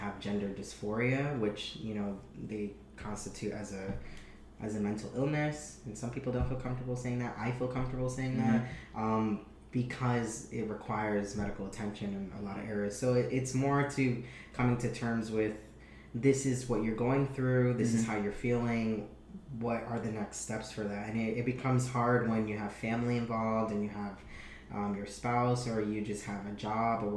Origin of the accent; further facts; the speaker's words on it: New York City, New York, United States; I'm from Brooklyn, New York.